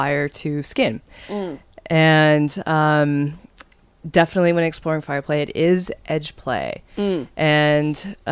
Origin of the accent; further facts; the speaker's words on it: Seattle, Washington, United States; also born or lived in San Francisco; now in Akron, United States; I'm moving from the West Coast, where I grew up in Seattle, and then most recently in San Francisco to Ohio.